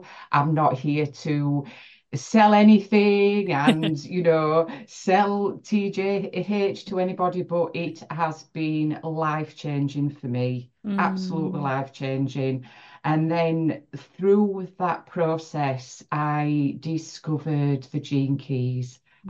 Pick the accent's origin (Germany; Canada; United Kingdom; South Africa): United Kingdom; Yorkshire and the Humber; I am from England, West Yorkshire, a real Yorkshire girl.